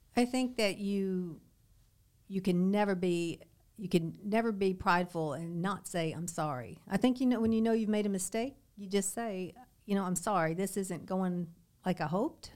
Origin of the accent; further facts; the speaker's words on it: Southern Kentucky, United States; moved away as an adult; also born or lived in Lexington, Kentucky; now in Naples, United States; I grew up in Kentucky, in Southern Kentucky, lived in, uh, Lexington my adult life